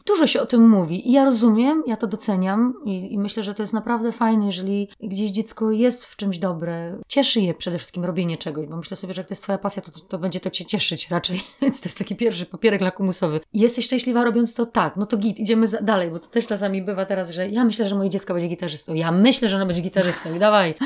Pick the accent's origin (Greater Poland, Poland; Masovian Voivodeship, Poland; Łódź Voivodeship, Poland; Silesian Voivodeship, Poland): Silesian Voivodeship, Poland; Katowice; also born or lived in Sosnowiec; jestem ze Śląska i urodzona w Katowicach